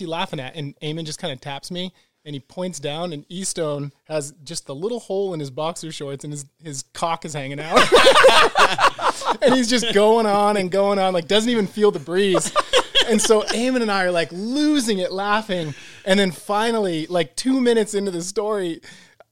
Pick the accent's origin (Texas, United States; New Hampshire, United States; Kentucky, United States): New Hampshire, United States; Bedford; Grew up in a small town outside of Manchester, New Hampshire called Bedford.